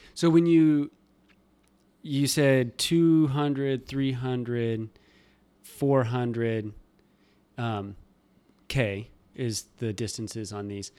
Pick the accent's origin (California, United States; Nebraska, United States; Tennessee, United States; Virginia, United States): Nebraska, United States; moved away; I'm from Nebraska and everything's gravel